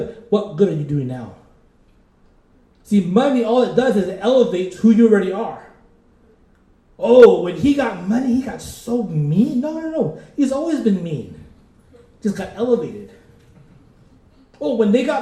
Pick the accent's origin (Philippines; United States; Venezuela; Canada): Philippines; I'm Filipino